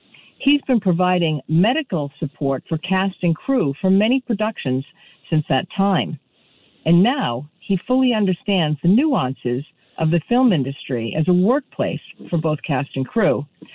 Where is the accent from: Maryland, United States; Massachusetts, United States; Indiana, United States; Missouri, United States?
Massachusetts, United States; Boston; moved away; Boston, my hometown.